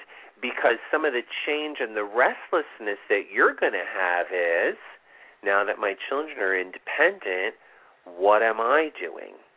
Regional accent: Vista, New York, United States; I grew up right near there, up in oh. Vista. You know Vista, New York.

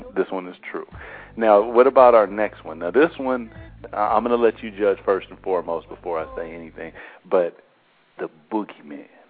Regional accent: Seattle, Washington, United States; I'm from Seattle also. I lived here my whole life.

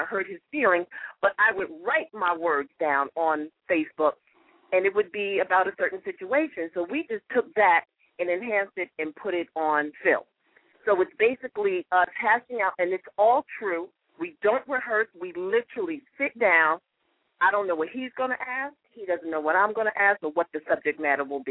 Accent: New York, United States; moved away as an adult; I'm from New York. So coming from New York out here

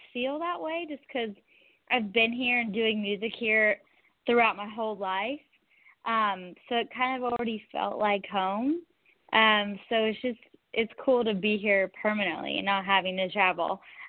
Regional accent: Southern California, United States; I'm from Southern California

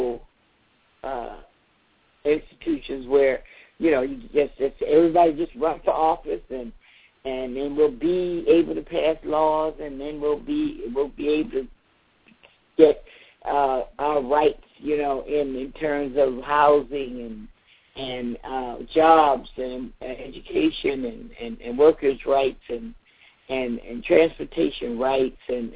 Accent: Savannah, Georgia, United States; moved away; also born or lived in Atlanta, Georgia; I was born in Savannah

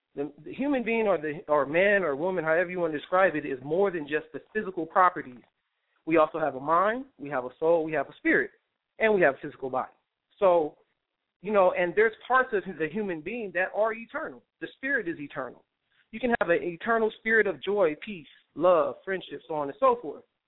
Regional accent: California, United States; I'm from California

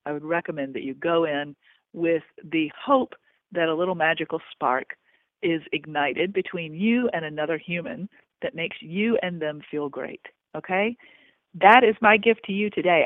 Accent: Augusta, United States; moved away; my hometown of Augusta

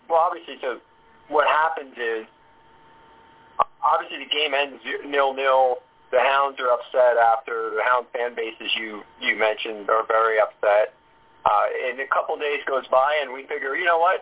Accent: New York area, United States; I grew up in the New York area

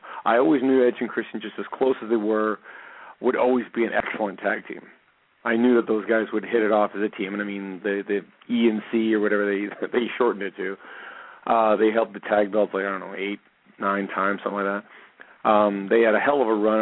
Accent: Canada; I'm a Canadian

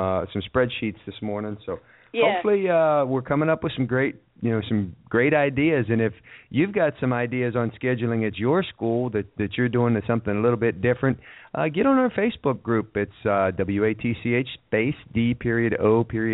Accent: Ohio, United States; my home state of Ohio

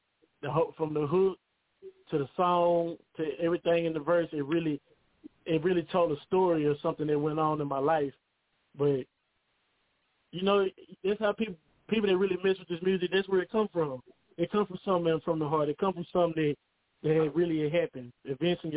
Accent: Tyler, Texas, United States; Tyler, Texas, bro. City, my city, born and raised

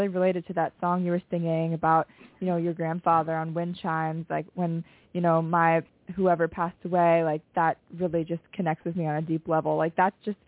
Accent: Cincinnati, Ohio, United States; born or raised there; now in Nashville, United States

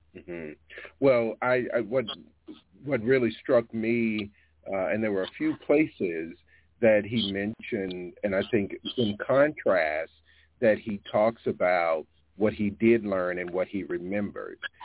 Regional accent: Alabama, United States; where I was born and raised in Alabama, about 30 yards from where I grew up, where I spent most of my childhood

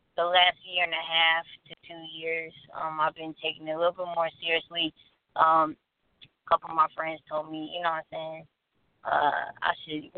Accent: Detroit, Michigan, United States; moved away as an adult; I'm from Detroit, so, you know, I had to get away from, you know, the whole gangbanging lifestyle

